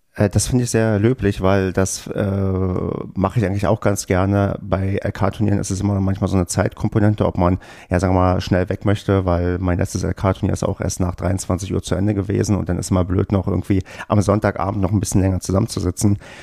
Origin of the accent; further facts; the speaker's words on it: Brandenburg, Germany; ich bin ja im TVBB groß geworden und zwar in Brandenburg auf dem tiefsten Land